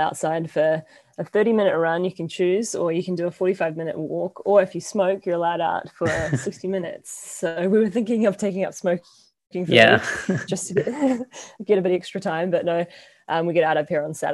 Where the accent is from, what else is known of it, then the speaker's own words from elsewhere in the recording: New Zealand; moved away as an adult; also born or lived in Portland, Oregon, United States / Taipei, Taiwan; growing up in New Zealand